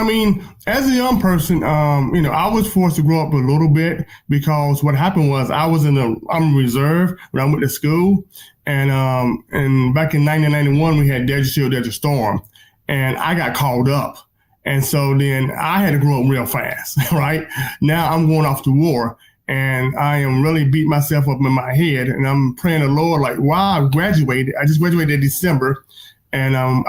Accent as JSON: {"language": "English", "region": "North Carolina", "country": "United States", "said": "I mean, really, I'm from North Carolina, so, and back in the day, I knew we had Senator Jesse Hams, for better, for worse, okay?"}